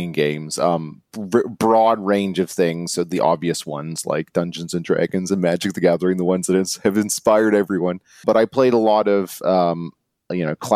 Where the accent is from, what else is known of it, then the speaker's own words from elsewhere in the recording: Canada; moved away as an adult; now in Cambridge, United Kingdom; I am Canadian, but I live in the UK